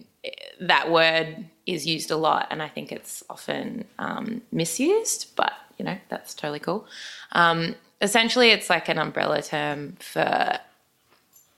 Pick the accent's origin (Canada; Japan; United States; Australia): Australia; Brisbane, Queensland; I am from Brisbane.